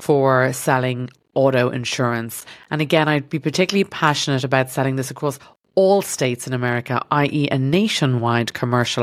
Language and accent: English; Ireland; accent: Irish; moved away as an adult; now in Los Angeles, United States; my Irish accent